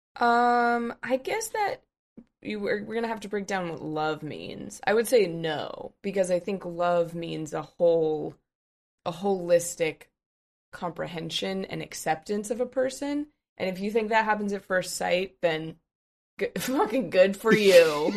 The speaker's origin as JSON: {"language": "English", "region": "Colorado", "country": "United States", "said": "I'm from Colorado"}